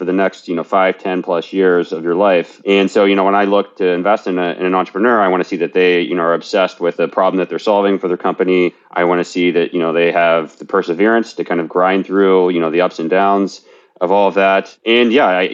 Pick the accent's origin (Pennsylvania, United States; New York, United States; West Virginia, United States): West Virginia, United States; moved away as an adult; now in San Francisco, United States; I worked for my dad's small business as a kid growing up in West Virginia.